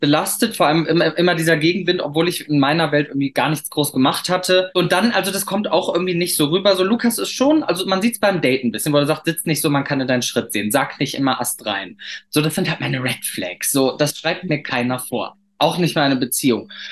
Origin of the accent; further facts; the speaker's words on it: Cologne, North Rhine-Westphalia, Germany; wir kommen ja beide aus Köln